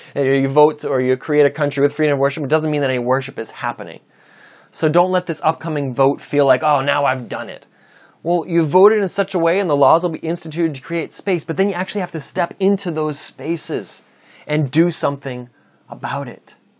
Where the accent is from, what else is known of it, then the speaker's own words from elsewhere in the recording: United States; I'm an American citizen